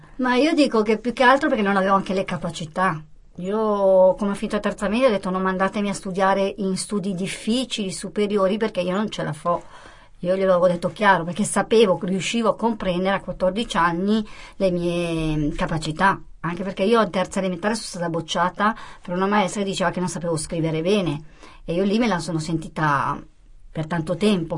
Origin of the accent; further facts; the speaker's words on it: Como, Lombardy, Italy; also born or lived in Apulia; io sono nata a Como, ho 49 anni, e i miei genitori meridionali però il sangue è pugliese, non mi sento comasca.